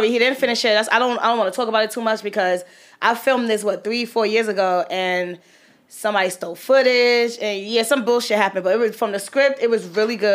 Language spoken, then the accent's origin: English; New York City, New York, United States; I'm from Crown Heights.